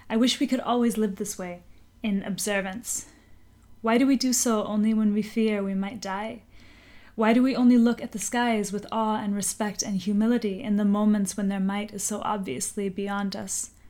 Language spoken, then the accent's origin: English; Puerto Rico; I was raised in Puerto Rico and I continue to work for the well being of the island.